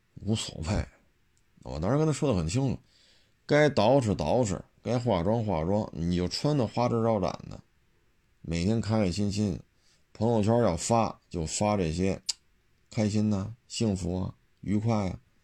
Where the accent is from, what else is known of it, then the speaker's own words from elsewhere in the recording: China; 咱们内地人